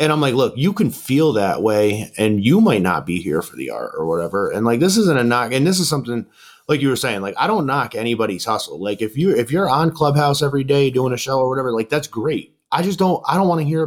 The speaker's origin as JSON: {"language": "English", "region": "New York", "country": "United States", "said": "I'm from New York"}